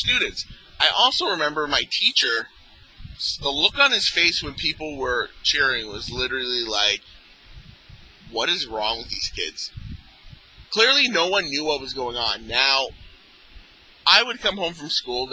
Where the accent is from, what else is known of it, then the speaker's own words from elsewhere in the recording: Mississauga, Ontario, Canada; I grew up in Mississauga, which is a suburb of Toronto